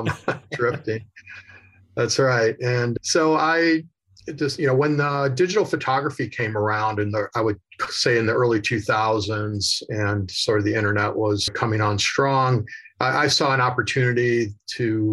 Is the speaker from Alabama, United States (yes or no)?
no; Chicago, Illinois, United States; moved away as an adult; also born or lived in Southern California; I'm originally from Chicago